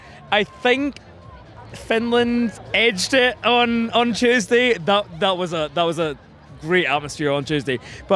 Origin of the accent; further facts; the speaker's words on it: Glasgow, Scotland, United Kingdom; I'm from Scotland. I am from Glasgow.